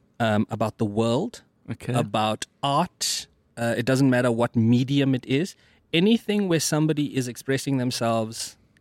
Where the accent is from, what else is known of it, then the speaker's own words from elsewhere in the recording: Mthatha, Eastern Cape, South Africa; I've always been able to draw, and I'm from the Eastern Cape, Mthatha, right?